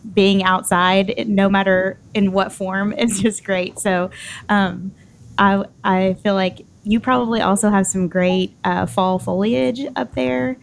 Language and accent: English; Nashville, Tennessee, United States; I'm from Nashville